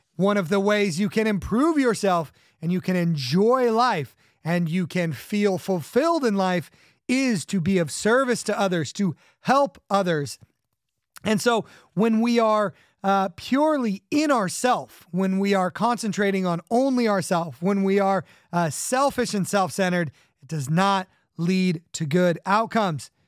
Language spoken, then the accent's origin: English; California, United States; growing up in California